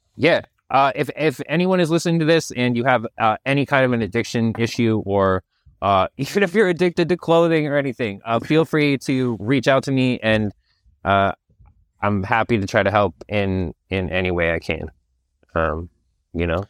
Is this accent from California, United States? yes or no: yes; Napa, California, United States; I grew up in Napa, California